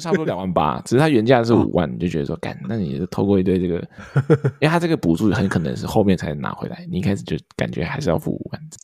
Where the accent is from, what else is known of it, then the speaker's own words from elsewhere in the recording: Taiwan; now in United States; 台湾跟美国嘛，毕竟就是我们出生的地方跟我们现在的地方